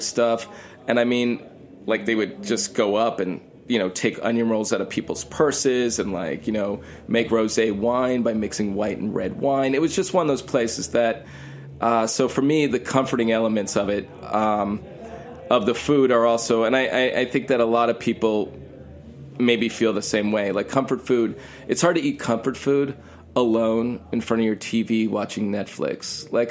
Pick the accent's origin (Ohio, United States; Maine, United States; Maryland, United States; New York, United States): New York, United States; New York City; I grew up in New York my whole life. I'm a New Yorker